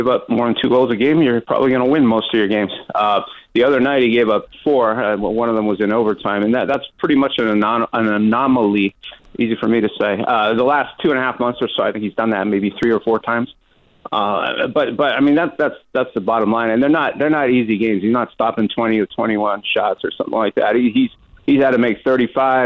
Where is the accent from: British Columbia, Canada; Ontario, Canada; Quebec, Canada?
Quebec, Canada; Montreal; now in Seattle, United States; I grew up in Montreal